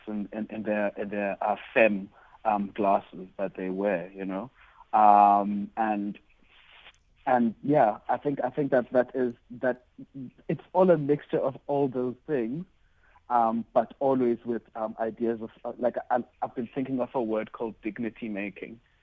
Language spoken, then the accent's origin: English; East London, Eastern Cape, South Africa; a, young queer boy growing up, growing up in Duncan Village